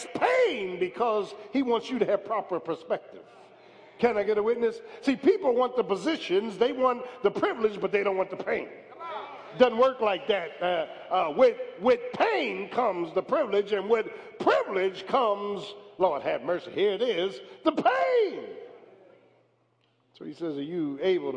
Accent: Philadelphia, Pennsylvania, United States; I wasn't from Williamstown. I was from South Philly

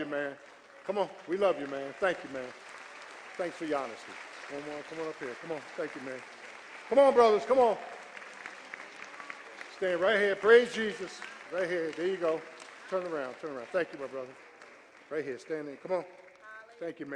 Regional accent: South Florida, United States; There's people I grew up with in South Florida

